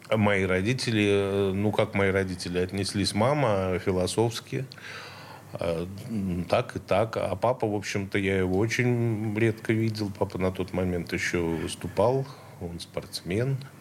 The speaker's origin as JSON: {"language": "Russian", "region": "Saint Petersburg", "country": "Russia", "tie": "born or raised there", "said": "Я центровой, я, да, с Петроградки"}